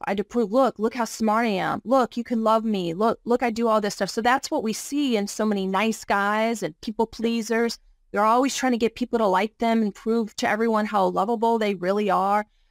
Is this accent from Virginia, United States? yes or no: yes; Virginia, United States; I'm originally from Virginia. I grew up just a poor rural upbringing with a single mom.